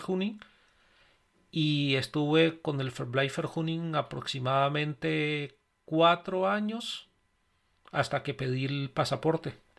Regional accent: Colombia; moved away as an adult; yo venía desde Colombia

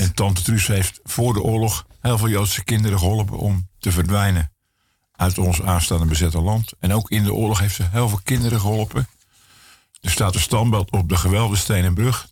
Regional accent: Broek op Langedijk, North Holland, Netherlands; Ik ben geboren en getogen in Broek op Lange Dijk

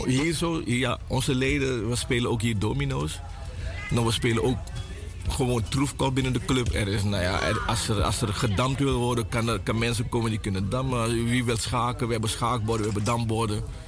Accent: Suriname; now in Netherlands; mijn jeugd was in Suriname

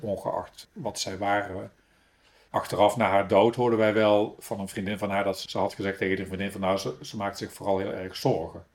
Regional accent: Breda, North Brabant, Netherlands; accent: Brabant; moved away as an adult; also born or lived in Paris; now in Hooge Zwaluwe, Netherlands; geboren in Breda

